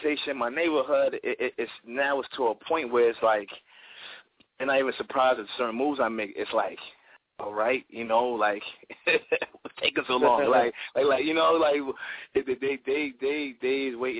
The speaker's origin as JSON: {"language": "English", "town": "Asbury Park", "region": "New Jersey", "country": "United States", "said": "I'm from Asbury Park, New Jersey. You know, it's Central Jersey"}